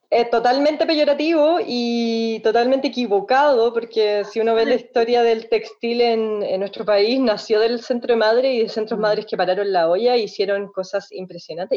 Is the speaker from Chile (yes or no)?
yes; Chile; nosotras como chilenas